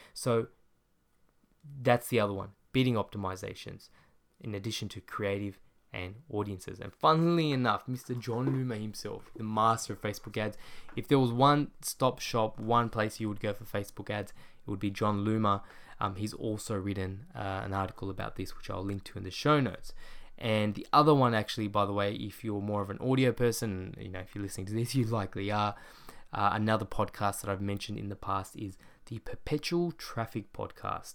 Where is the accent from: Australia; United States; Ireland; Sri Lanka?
Australia; my hometown, Australia